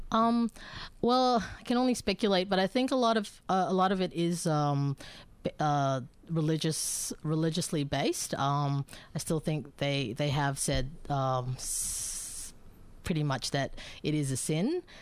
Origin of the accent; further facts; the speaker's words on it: Bangkok, Thailand; moved away as an adult; also born or lived in Philippines / United States; now in Melbourne, Australia; my parents are both Filipinos, so I'm originally from the Philippines, but I was actually born and raised in Bangkok